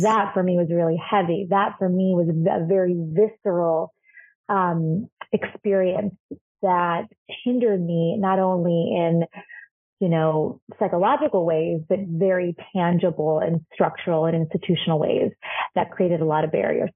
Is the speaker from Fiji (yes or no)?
no; Chile; now in United States; I'm from Chile and in Chile I'm not a I'm not a woman of color